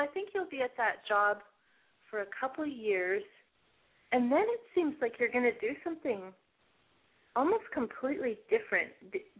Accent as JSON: {"language": "English", "town": "Seattle", "region": "Washington", "country": "United States", "tie": "born or raised there", "said": "I grew up in Seattle, and so I went to urban school"}